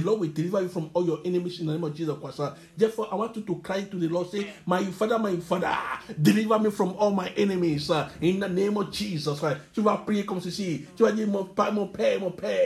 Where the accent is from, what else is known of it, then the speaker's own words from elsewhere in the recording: Cotonou, Littoral, Benin; In the place I grew up in Cotonou, I was born in Cotonou.